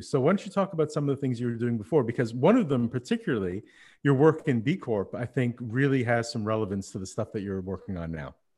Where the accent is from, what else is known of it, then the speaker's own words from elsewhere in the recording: Montreal, Quebec, Canada; moved away as an adult; also born or lived in Berlin / Paris; Now, I'm living in Montreal, which is where we settled after coming back from Berlin. It's my hometown